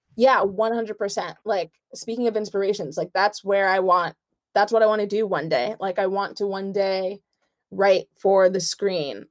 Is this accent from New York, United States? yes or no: yes; New York, United States; I'm Nigerian. I was born in New York. Parents born over there